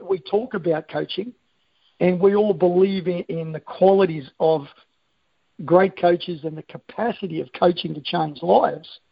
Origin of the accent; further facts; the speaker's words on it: Australia; I am an Australian